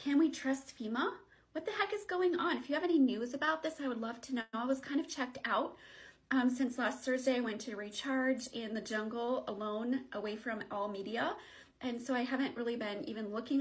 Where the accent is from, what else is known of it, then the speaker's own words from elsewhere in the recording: Montana, United States; I'm from Montana normally